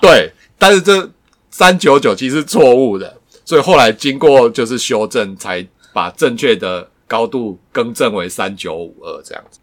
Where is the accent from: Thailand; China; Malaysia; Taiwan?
Taiwan; Tainan; moved away; 我乡下以前住台南的时候